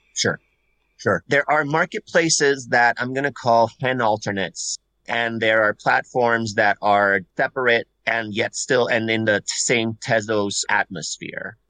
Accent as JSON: {"language": "English", "country": "Puerto Rico", "first_language": "Spanish", "second_language": "English", "moved": "yes", "lives_now": "Massachusetts, United States", "said": "I'm originally from Puerto Rico"}